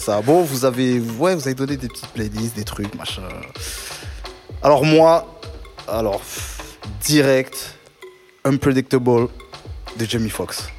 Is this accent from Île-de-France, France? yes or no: yes; Paris, Île-de-France, France; je suis parisien.